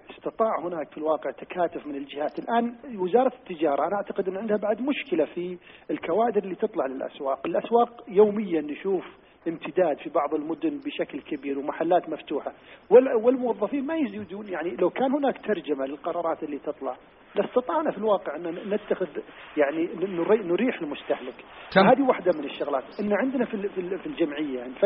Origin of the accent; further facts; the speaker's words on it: Saudi Arabia; ان عندنا في السعوديه حمايه مستهلك